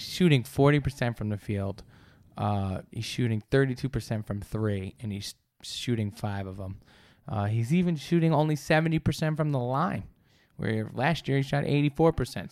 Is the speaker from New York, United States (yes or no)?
yes; New York, United States; I'm from New York.